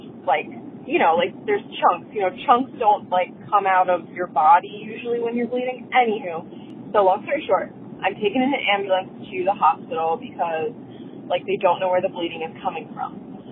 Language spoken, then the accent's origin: English; Pennsylvania, United States; moved away as an adult; I'm from Pennsylvania, but I'm moving to Portland, Oregon